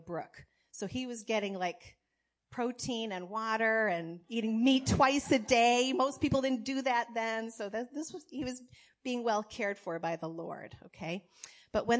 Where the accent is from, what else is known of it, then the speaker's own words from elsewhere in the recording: Massachusetts, United States; I was raised here in Massachusetts